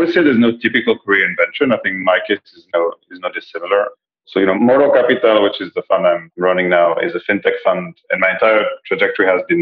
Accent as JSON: {"language": "English", "country": "Belgium", "tie": "born or raised there", "also_born_or_lived": "Spain / France / China", "lives_now": "London, United Kingdom", "said": "I'm Spanish, but you know, I have a little bit of an international career. I was raised in Belgium."}